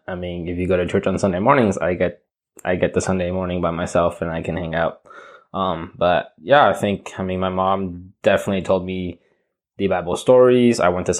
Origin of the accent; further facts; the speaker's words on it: Taiwan; also born or lived in Spain / Argentina / Nicaragua; now in United States; My dad's a diplomat for Taiwan, so my passport says Taiwan, but I was born in Spain, and I spent 5 years in Argentina and around 6-7 years in Nicaragua and then in Taiwan as well.